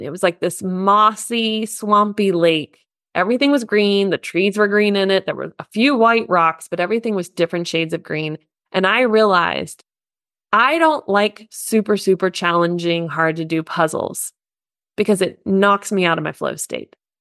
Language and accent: English; United States; now in Germany; I'm an American living in Germany, though still learning the language